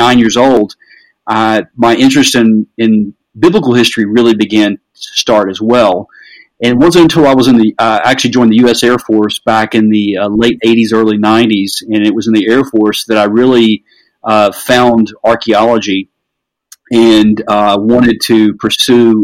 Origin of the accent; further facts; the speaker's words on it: the South, United States; I grew up in the South